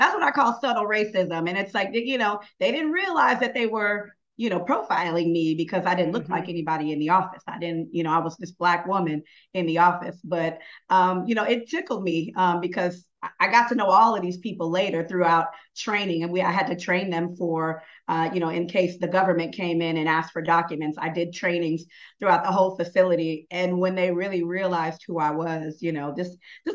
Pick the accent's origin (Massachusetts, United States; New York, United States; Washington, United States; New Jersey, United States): Washington, United States; Tacoma; now in Atlanta, United States; I'm based in Atlanta, but I'm from Tacoma, Washington